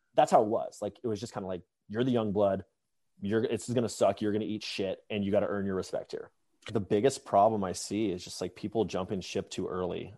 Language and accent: English; Atlanta, Georgia, United States; moved away; also born or lived in Bay Area; I grew up in Atlanta